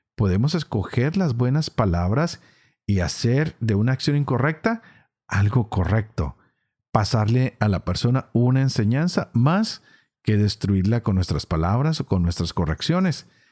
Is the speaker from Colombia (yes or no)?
yes; Colombia